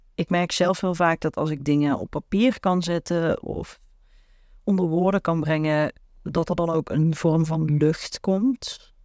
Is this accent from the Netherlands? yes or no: yes; the south, Netherlands; waar ik vandaan kom uit het prachtige zuiden